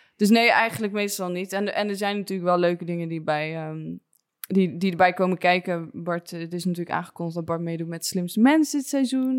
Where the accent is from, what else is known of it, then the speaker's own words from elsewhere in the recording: Soest, Utrecht, Netherlands; ik ben opgegroeid uit Soes, maar vlakbij Amersfoort